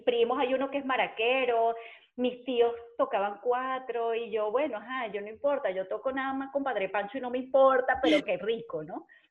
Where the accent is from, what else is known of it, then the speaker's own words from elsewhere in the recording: Caracas, Capital District, Venezuela; moved away as an adult; also born or lived in San Juan de los Morros, Guárico, Venezuela; now in Spain; soy caraqueña